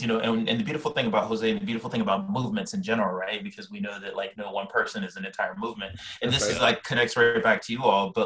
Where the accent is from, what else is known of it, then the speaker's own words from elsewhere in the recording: Liberia; now in Brooklyn, United States; Now, I'm Liberian, so I didn't grow up in the United States of America. I grew up in Liberia.